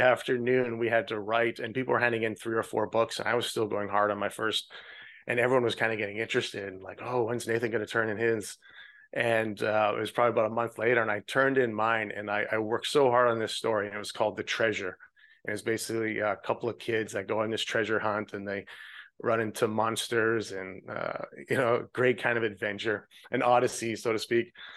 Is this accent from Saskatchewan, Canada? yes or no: yes; Regina, Saskatchewan, Canada; moved away as an adult; now in Florida, United States; I grew up in Canada. Uh, the province is Saskatchewan, and the city is Regina